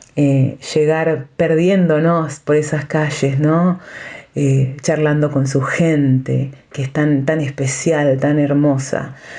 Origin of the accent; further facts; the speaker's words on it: Bragado, Buenos Aires Province, Argentina; also born or lived in Chivilcoy; Yo viajaba desde mi ciudad natal, Bragado, hasta Chivilcoy